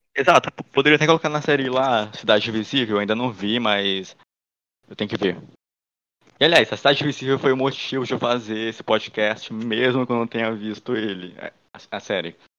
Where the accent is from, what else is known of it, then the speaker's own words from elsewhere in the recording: Northeast Region, Brazil; a gente seja do Nordeste